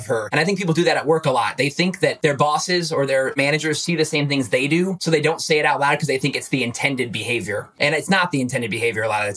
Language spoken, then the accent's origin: English; Goshen, Indiana, United States; I come from Goshen, Indiana. It's northern Indiana